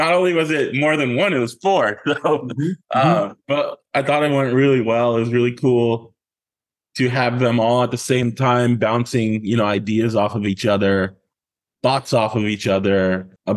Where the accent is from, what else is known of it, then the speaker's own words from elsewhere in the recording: Los Angeles, California, United States; I grew up in Los Angeles